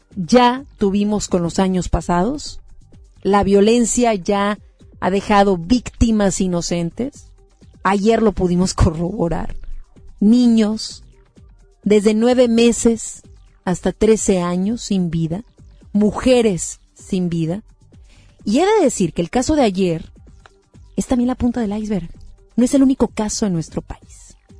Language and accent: Spanish; Mexico